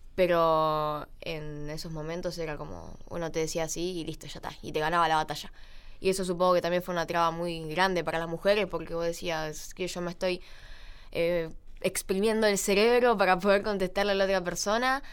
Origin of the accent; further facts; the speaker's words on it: Buenos Aires, Argentina; also born or lived in Gualeguaychú, Entre Ríos; soy de Buenos Aires, viví en Capital